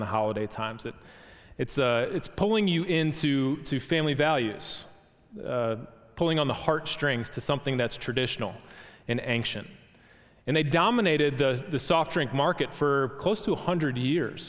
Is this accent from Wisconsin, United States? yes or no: yes; Wisconsin, United States; moved away; where I grew up from in Wisconsin